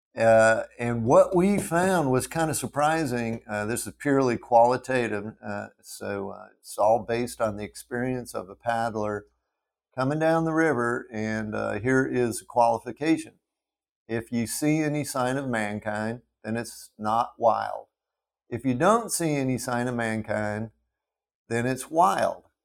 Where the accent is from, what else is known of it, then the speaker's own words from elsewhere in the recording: Front Range of the Colorado Rockies, United States; now in Clarksdale, United States; I grew up on the Front Range of, of the, of, uh, the Rockies